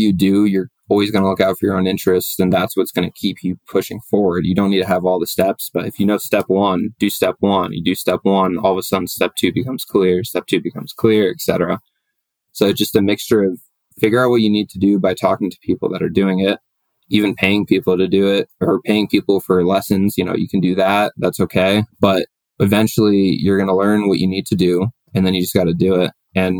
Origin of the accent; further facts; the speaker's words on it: Boston, Massachusetts, United States; now in Colorado, United States; I moved to Colorado originally from Boston.